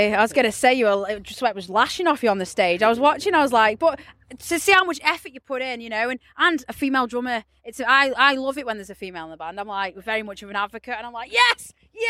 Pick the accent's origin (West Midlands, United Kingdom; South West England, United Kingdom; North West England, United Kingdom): West Midlands, United Kingdom; Stoke-on-Trent; Well, I'm from Stoke.